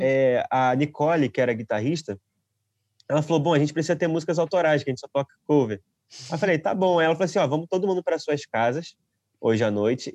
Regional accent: Rio de Janeiro, Brazil; moved away as an adult; now in Portugal; eu sou do Rio de Janeiro, da Zona Oeste do Rio de Janeiro. Eu estou morando aqui em Portugal já há três anos

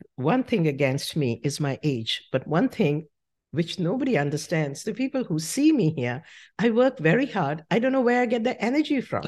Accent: Shimla, Himachal Pradesh, India; moved away as an adult; now in United States; I grew up in Simla

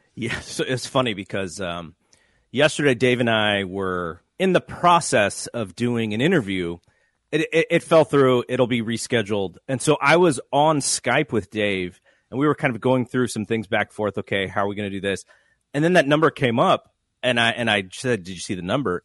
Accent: WrestleMania 31 host area, California, United States; I went to uh, WrestleMania 31, which was in my hometown

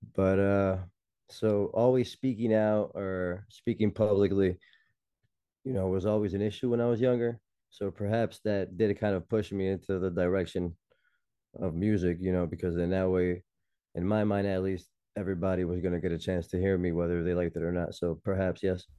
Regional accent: Elizabeth, New Jersey, United States; moved away as an adult; also born or lived in Newark, New Jersey; now in Queens, New York, United States; was born and raised in Jersey, born in Newark, raised in Elizabeth

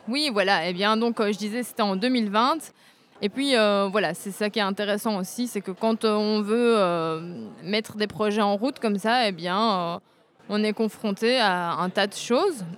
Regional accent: Braine-le-Comte, Wallonia, Belgium; Je suis de Braine-le-Comte en Belgique

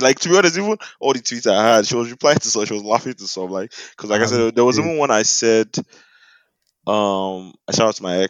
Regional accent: Nigeria; as a Nigerian

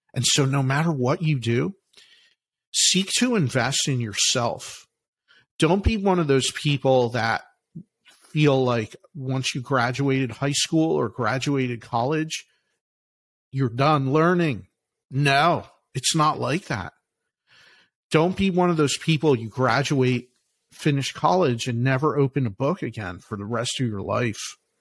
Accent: Philadelphia, Pennsylvania, United States; I'm from Philly, from Philadelphia

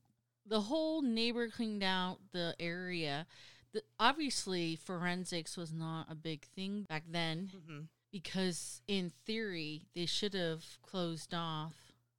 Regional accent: United States; I'm American

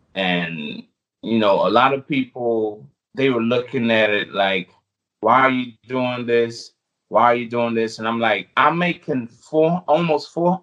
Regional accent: U.S. Virgin Islands; moved away; I was born on the U.S. Virgin Islands. I still have an accent.

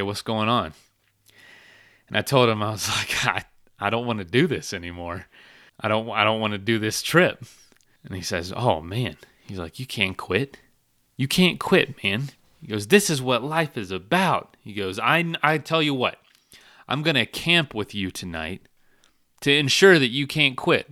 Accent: Florida, United States; my hometown back in Florida

